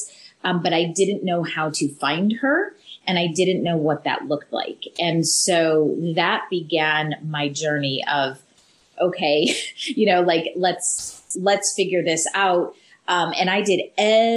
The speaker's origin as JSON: {"language": "English", "country": "Canada", "moved": "yes", "said": "we're originally from Canada"}